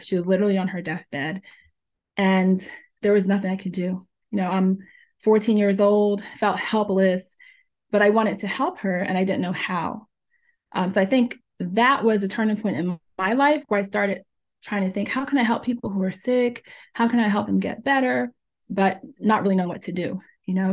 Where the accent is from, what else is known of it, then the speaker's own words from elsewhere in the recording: New Jersey, United States; also born or lived in Jamaica; I was born in Jamaica, and I was raised in New Jersey since I was four years old